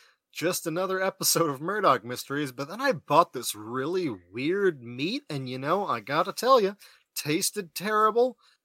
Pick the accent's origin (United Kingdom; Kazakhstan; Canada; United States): Canada; we're Canadian